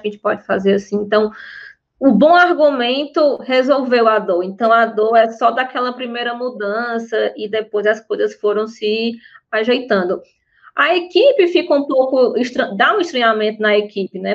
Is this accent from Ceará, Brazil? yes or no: yes; Fortaleza, Ceará, Brazil; sou de Fortaleza